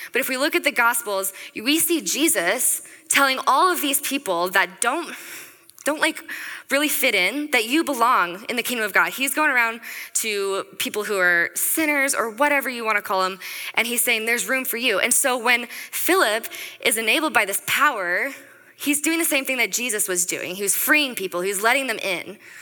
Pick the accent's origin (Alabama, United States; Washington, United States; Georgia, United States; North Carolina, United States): Washington, United States; Snohomish; I grew up in Snohomish, Washington, up north a little bit